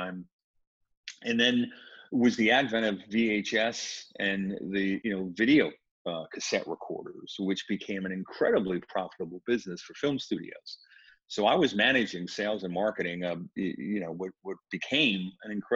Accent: New York City, New York, United States; Where I grew up in the Bronx wasn't as severe, but it was racially integrated.

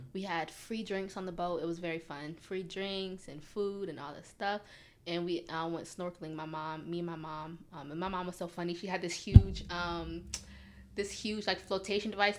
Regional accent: United States; moved away as an adult; we're American

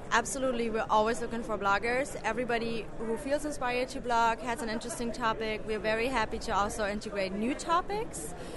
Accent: Germany; moved away; I'm originally from Germany

